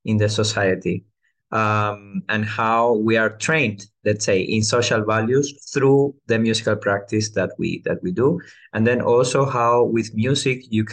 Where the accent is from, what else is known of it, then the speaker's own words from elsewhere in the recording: Venezuela; now in Greece; I come from Venezuela, which is, let's say, the place of origin of El Sistema.